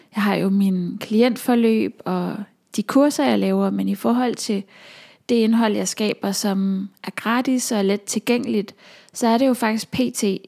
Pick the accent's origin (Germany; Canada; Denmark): Denmark; Aalborg, North Denmark Region; moved away as an adult; also born or lived in Copenhagen; now in North Jutland, Denmark; København som jeg har boet i, siden jeg flyttede fra Aalborg